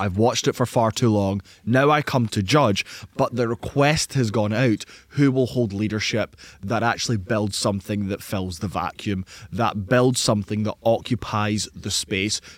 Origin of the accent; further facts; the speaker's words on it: Scotland, United Kingdom; in Scotland, as a Scottish man